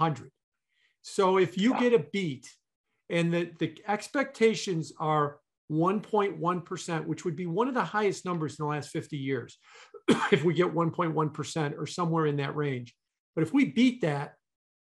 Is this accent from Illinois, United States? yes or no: yes; Elmwood Park, Illinois, United States; I grew up in Elmwood Park.